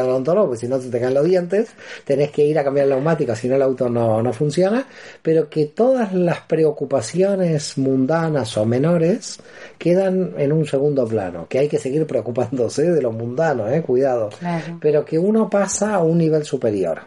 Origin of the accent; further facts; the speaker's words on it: Buenos Aires, Argentina; moved away as an adult; now in Barcelona, Spain; Soy argentino y nací en Buenos Aires y hace 16 años que ya me encuentro en Barcelona